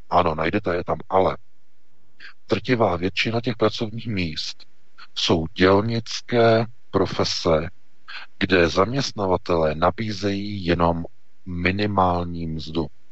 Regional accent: Czechia; jsme my Češi

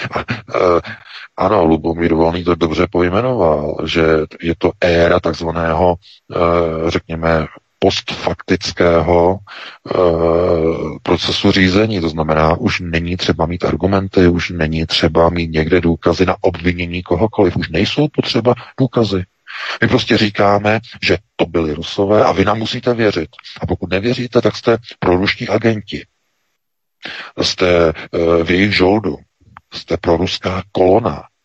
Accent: Czechia; my jako Češi

